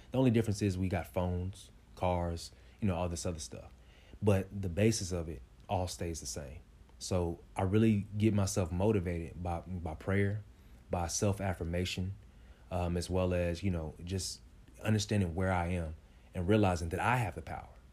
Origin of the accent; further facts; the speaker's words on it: Kansas City, Kansas, United States; I'm from Wyandotte County, uh, K C K, you know, the best, the best one